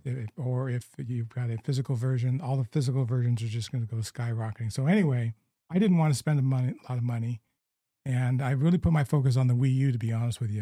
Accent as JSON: {"language": "English", "region": "Southern California", "country": "United States", "tie": "born or raised there", "said": "growing up in Southern California"}